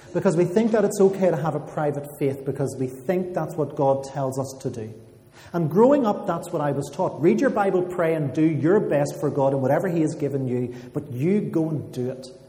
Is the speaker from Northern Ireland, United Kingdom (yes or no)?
yes; Armagh, Northern Ireland, United Kingdom; moved away as an adult; now in Belfast, United Kingdom; I'm from Armagh